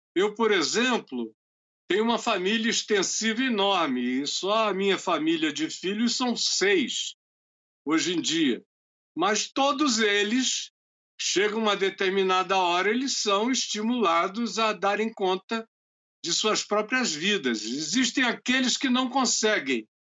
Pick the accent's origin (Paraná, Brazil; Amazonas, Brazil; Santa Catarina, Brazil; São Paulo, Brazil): Amazonas, Brazil; nós somos do Amazonas